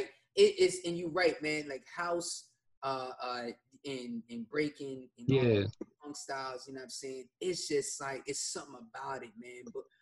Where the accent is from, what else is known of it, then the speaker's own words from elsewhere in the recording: New Jersey, United States; now in South Jersey, United States; I'm originally from North Jersey